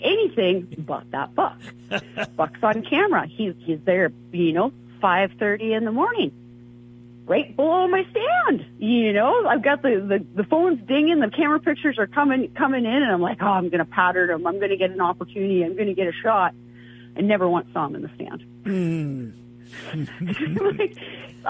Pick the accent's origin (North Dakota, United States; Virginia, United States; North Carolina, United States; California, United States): North Dakota, United States; moved away; I grew up in North Dakota